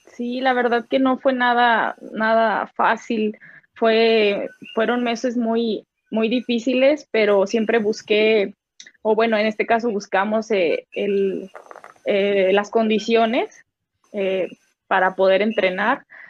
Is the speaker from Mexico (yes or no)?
yes; Guadalajara, Jalisco, Mexico; now in Mexico City, Mexico; Yo soy de Guadalajara, Jalisco.